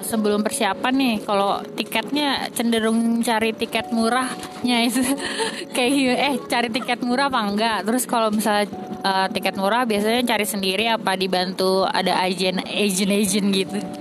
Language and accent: Indonesian; Jakarta, Indonesia; kita Jakarta